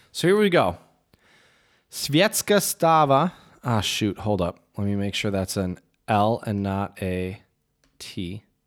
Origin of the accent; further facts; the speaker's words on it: Michigan, United States; accent: Michigander; moved away; my Michigander accent